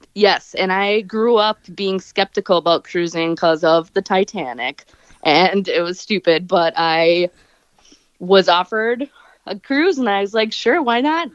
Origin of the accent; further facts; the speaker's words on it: Wisconsin, United States; I'm from Wisconsin